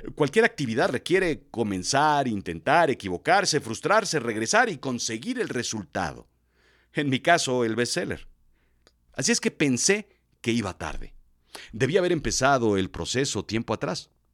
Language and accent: Spanish; Mexico; Soy de México